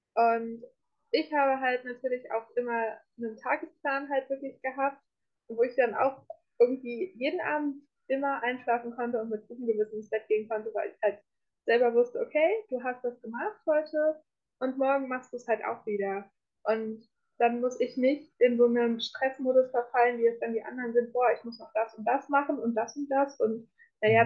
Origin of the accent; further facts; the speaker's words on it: North Rhine-Westphalia, Germany; moved away as an adult; now in Munich, Germany; ich komme ursprünglich komme ich aus Ostwestfalen